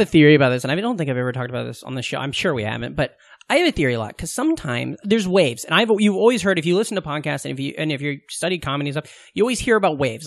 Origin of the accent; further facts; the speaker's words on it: Southwest Iowa, United States; I grew up in Southwest Iowa